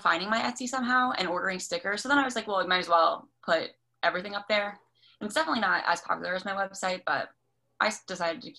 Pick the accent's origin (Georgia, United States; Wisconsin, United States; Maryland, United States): Maryland, United States; I'm 22 and I'm from Maryland. I went to school in Maryland. I just graduated in May. And I also live in Maryland.